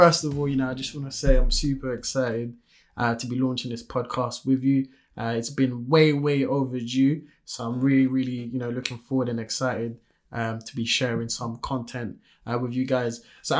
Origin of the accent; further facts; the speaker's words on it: France; first language French; English is a second language; now in United Kingdom; You know, I was born and raised in France, came here in the UK back in 2004. Most people will never even notice that, you know, I speak French because my accent is not there.